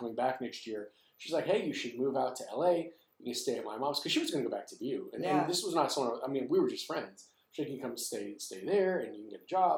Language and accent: English; New York City, New York, United States; I grew up in the Bronx